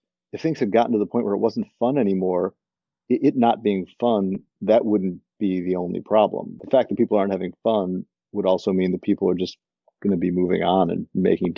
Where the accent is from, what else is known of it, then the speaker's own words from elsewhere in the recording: Highland Park, Illinois, United States; I grew up in Highland Park, Illinois for most of my childhood, which is a suburb north of Chicago.